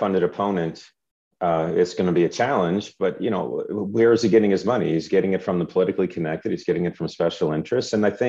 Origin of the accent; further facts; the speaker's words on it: Schaumburg, Illinois, United States; I grew up in Schaumburg. I know this district.